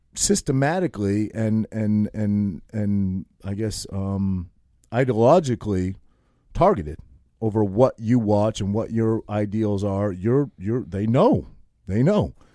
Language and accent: English; Maine, United States; moved away; also born or lived in New Jersey; a kid from a little, tiny town of eight hundred people in Maine, total hillbilly, total hick